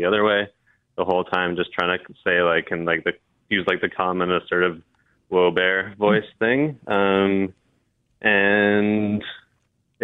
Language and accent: English; North Shore, British Columbia, Canada; growing up in the North Shore